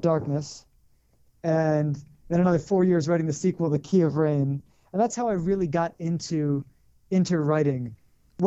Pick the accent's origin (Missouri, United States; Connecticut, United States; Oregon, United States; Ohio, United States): Connecticut, United States; moved away as an adult; also born or lived in New York / Los Angeles / Colorado / Israel; I grew up in Connecticut.